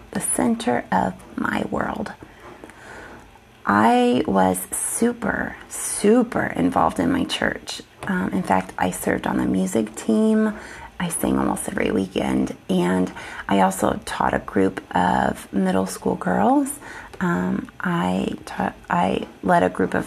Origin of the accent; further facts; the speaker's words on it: the Bible Belt, United States; I grew up in the Bible Belt